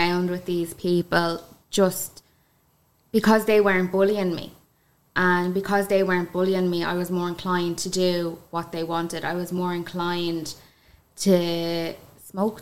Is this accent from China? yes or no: no; Kildare, Leinster, Ireland; I come from Kildare. Country girl.